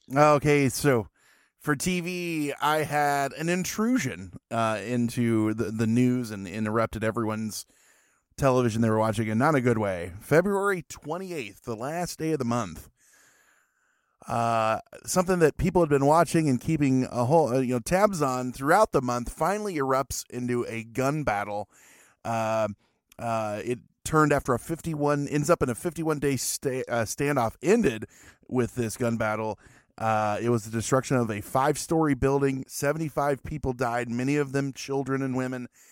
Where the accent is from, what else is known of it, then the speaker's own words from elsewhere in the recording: Springfield, Illinois, United States; my hometown of Springfield, Illinois